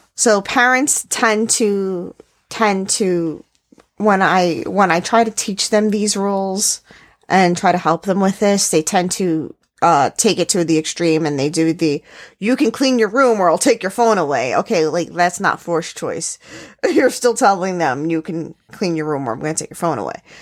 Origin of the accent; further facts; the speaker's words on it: New York City, New York, United States; I grew up in New York City